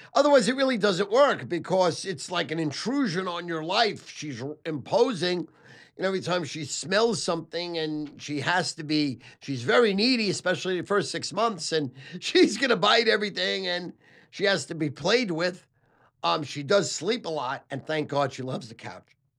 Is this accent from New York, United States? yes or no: yes; New York City, New York, United States; also born or lived in Sheepshead Bay, Brooklyn; I was born in Manhattan Beach, Brooklyn